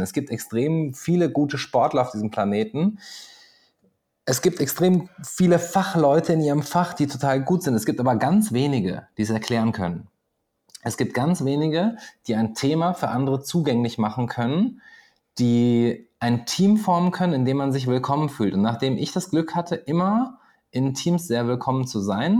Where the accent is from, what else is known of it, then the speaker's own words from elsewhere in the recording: Göttingen, Lower Saxony, Germany; moved away as an adult; also born or lived in Pegnitz, Bavaria / Papua New Guinea; now in Austria; Geboren nicht, aber ich habe da 20 Jahre verbracht